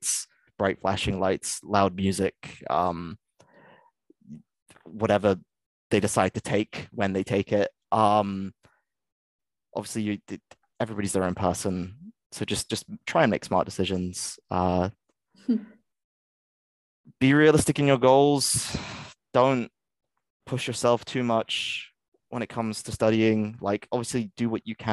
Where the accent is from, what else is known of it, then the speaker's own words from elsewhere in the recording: England, United Kingdom; moved away as an adult; now in Scotland, United Kingdom; I'm English